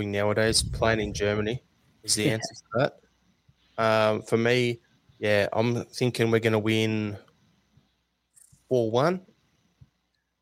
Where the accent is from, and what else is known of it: Australia